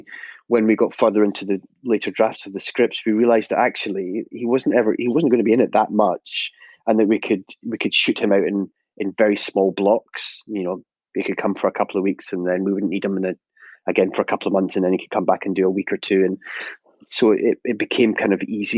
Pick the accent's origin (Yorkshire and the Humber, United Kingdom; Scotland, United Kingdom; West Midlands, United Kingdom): Scotland, United Kingdom; we're Scottish